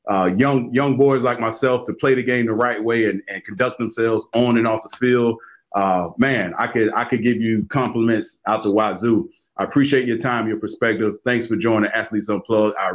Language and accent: English; Florida, United States; I grew up in Florida.